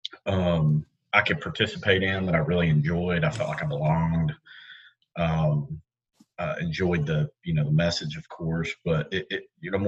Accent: Knoxville, Tennessee, United States; I grew up here in Knoxville, went to Norwood Northwest at Rangers and Central High School

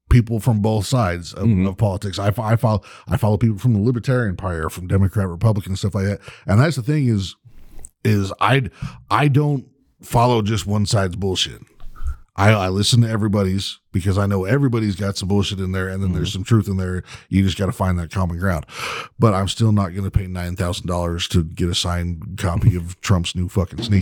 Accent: United Kingdom; I get you. I understand that, like, as a Brit, I used to do it too.

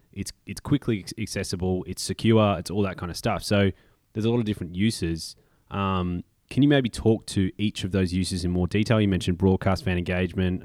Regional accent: Melbourne, Victoria, Australia; moved away; we are coming to you live from Melbourne, Australia, my hometown, back down under

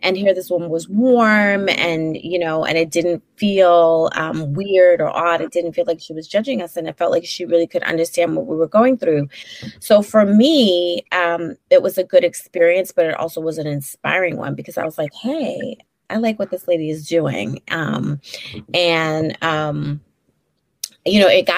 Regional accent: Brooklyn, New York, United States; accent: Brooklynite; So I'm originally from Brooklyn. I still live in Brooklyn. I've basically lived in Brooklyn my whole life

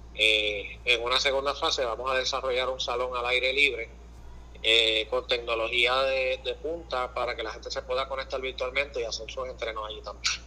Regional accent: Puerto Rico; nosotros como, puertorriqueños

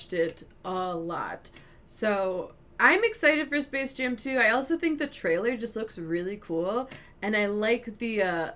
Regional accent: Chicago, Illinois, United States; As someone who grew up in the Chicago area

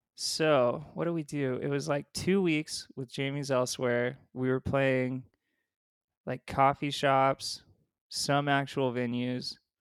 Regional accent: Ridgecrest, California, United States; also born or lived in San Diego, California; by that time I was out of San Diego and in this really small town in the desert where the, it was called Ridgecrest, California.

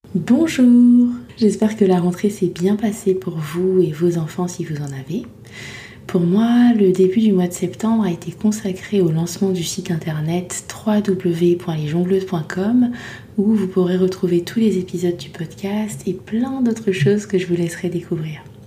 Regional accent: Côte d’Ivoire; moved away; also born or lived in Île-de-France; j'ai grandi euh, en Côte d'Ivoire

